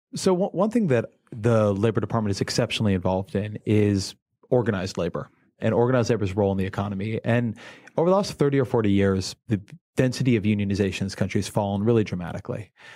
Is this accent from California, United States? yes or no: yes; California, United States; I'm a Californian.